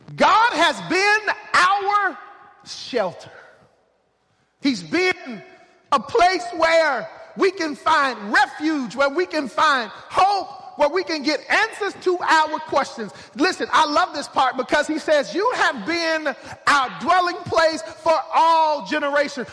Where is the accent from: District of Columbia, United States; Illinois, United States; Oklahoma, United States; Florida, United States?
Oklahoma, United States; I'm from Oklahoma